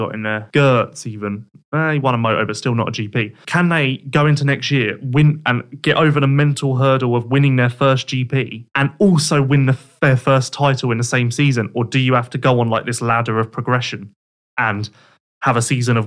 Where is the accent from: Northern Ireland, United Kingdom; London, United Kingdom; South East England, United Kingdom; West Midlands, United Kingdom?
South East England, United Kingdom; Worthing